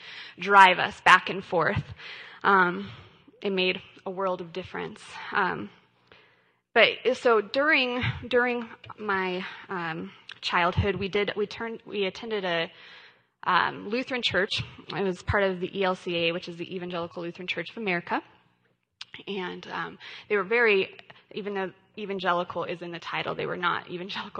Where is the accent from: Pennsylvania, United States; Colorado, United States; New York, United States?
Colorado, United States; I grew up in Colorado. I was born and raised here